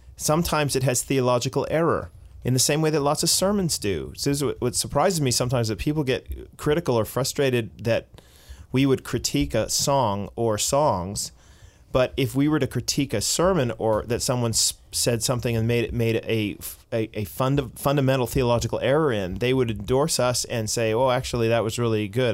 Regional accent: Boston, Massachusetts, United States; Boston, my hometown

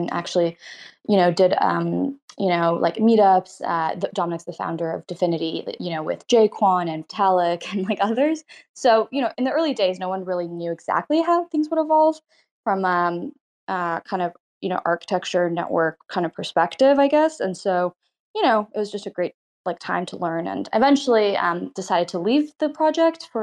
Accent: Toronto, Ontario, Canada; So I grew up in Canada, in Toronto. Well, born in Toronto, grew up nearby

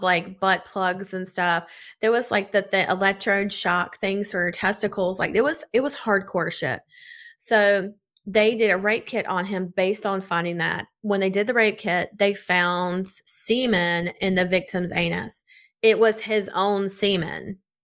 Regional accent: South Carolina, United States; I'm from South Carolina

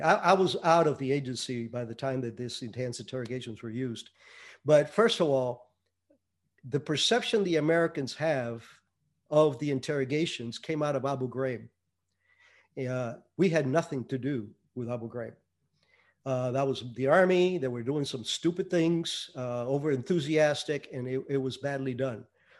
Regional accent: Cuba; Yeah, I was born in 51. Yes, I'm that old. And I was probably, I think, 8 when Castro took over. But the town that I lived in was at the foothills of the mountains

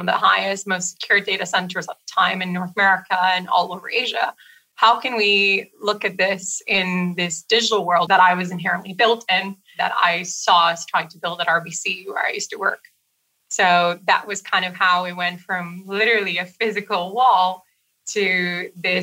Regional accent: Brazil; moved away; I'm from Brazil originally.

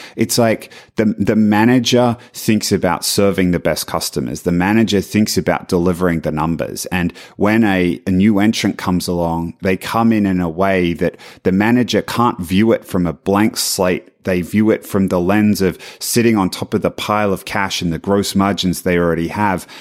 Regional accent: Australia; moved away; being Australian

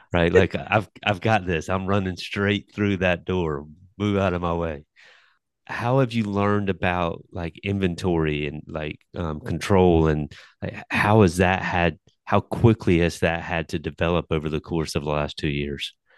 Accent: New Bern, North Carolina, United States; I'm from Newbern, North Carolina

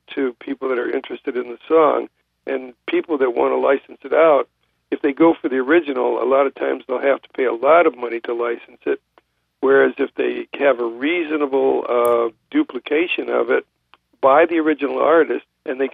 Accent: Detroit, Michigan, United States; I'm from Detroit

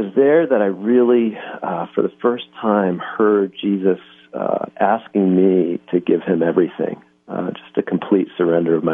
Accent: Philadelphia, Pennsylvania, United States; I'm from Philadelphia, so I actually went to high school at Lower Merion High School

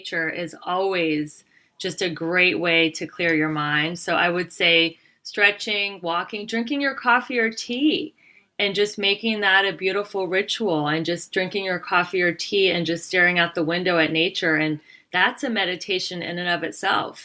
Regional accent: United States; I'm from America

